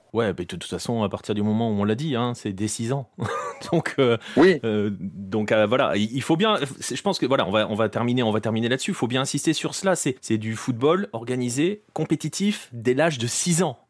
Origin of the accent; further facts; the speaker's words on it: France; chez nous en France